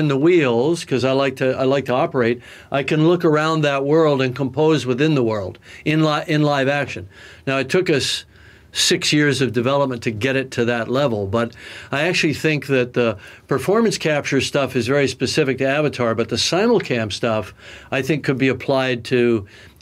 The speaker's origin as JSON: {"language": "English", "country": "Canada", "said": "As a Canadian"}